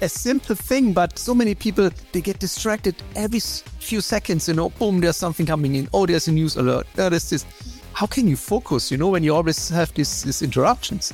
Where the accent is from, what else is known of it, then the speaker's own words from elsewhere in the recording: East Germany, Germany; I grew up in East Germany